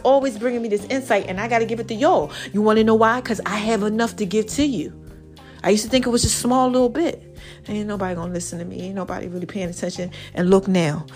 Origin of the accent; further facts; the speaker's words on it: New Jersey, United States; I'm from New Jersey.